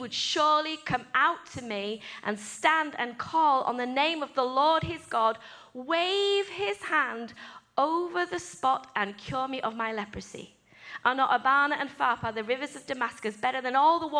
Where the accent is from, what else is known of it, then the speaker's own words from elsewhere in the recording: England, United Kingdom; I'm English